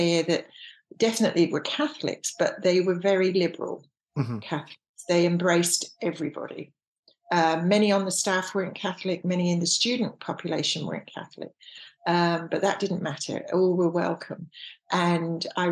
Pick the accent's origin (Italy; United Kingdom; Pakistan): United Kingdom; England; moved away; I was very churched when I was raised in England.